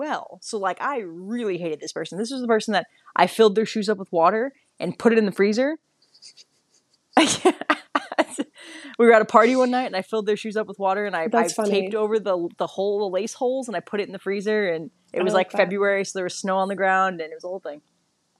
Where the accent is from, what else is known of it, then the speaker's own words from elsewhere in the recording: Midwest, United States; I'm from the Midwest